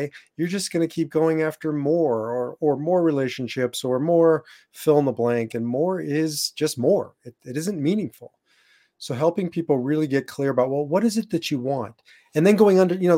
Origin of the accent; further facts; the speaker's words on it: Nebraska, United States; moved away; also born or lived in Iowa; I was born and raised in Nebraska